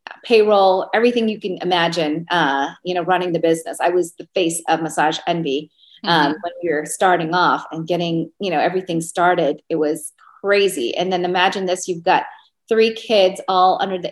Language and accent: English; Seattle, Washington, United States; moved away as an adult; also born or lived in Georgia; now in Las Vegas, United States; I'm from Seattle